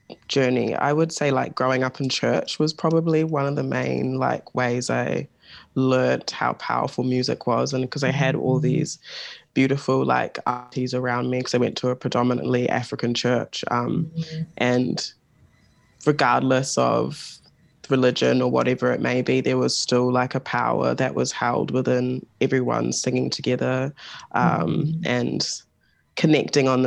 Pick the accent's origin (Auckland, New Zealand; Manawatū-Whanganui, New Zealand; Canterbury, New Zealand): Auckland, New Zealand; I was born and raised in Auckland in Tamaki